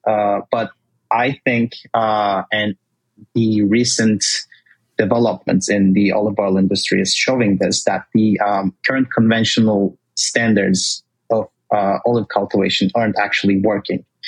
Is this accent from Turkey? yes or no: yes; Turkey; moved away as an adult; also born or lived in Washington, D.C., United States; now in United States; I I was born and raised in Turkey. Uh, I moved to the States 12 years ago for college first.